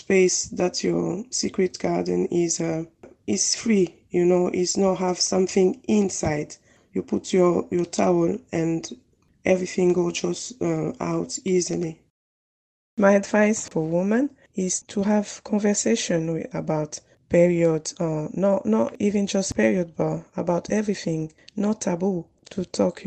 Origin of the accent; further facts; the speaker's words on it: DR Congo; now in Manchester, United Kingdom; I'm from Congo DRC, is a Central Africa